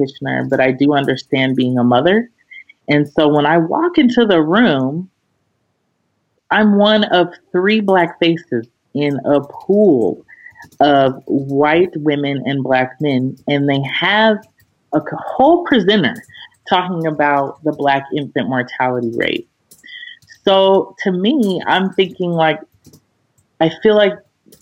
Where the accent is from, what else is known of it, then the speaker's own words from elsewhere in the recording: Aurora, Colorado, United States; moved away as an adult; also born or lived in Washington, D.C.; I'm from Aurora, Colorado